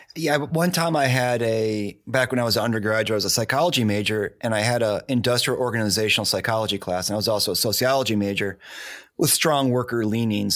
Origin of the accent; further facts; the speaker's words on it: Detroit, Michigan, United States; moved away; I'm originally from Detroit